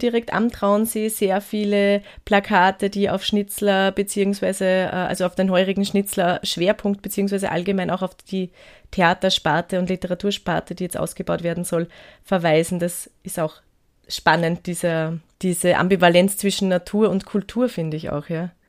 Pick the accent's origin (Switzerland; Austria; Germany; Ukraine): Austria; Gmunden, Upper Austria; moved away as an adult; Ich bin ja selber auch aus Gmunden ursprünglich